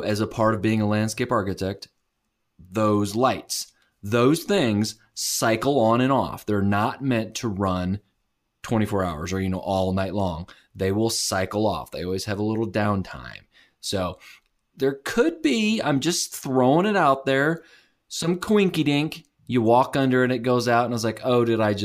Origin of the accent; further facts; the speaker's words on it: St. Louis, Missouri, United States; I'm from St. Louis, and we have White Castles